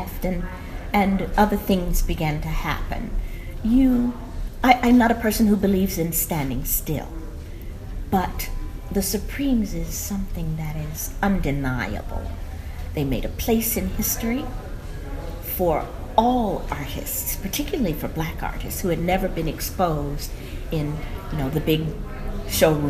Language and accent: English; New York City, New York, United States; I grew up in New York City